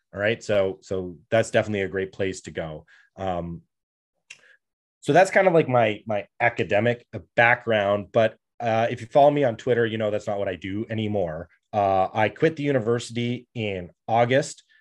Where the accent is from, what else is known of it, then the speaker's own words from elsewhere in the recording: Canada; I come from Canada